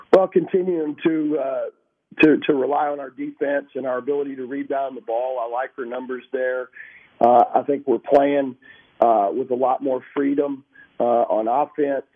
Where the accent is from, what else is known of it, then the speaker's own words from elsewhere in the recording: Texas, United States; moved away; growing up in Texas